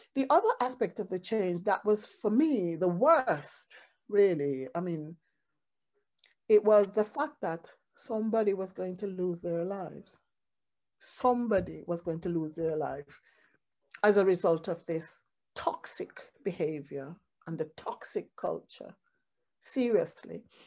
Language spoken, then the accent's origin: English; Jamaica; as a Jamaican, reggae music, drumming, Rastafarian music, all those things